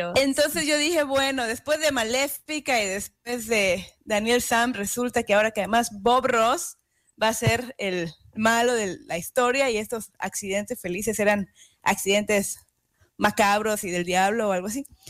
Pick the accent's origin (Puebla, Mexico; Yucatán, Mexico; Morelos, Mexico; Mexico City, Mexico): Yucatán, Mexico; moved away; also born or lived in Kingston, New York; en Yucatán, donde yo soy, mi tierra natal